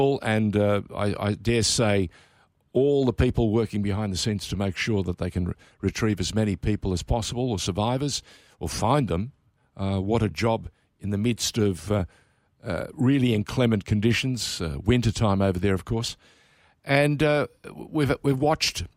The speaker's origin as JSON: {"language": "English", "country": "Australia", "tie": "born or raised there", "said": "I was born in Australia"}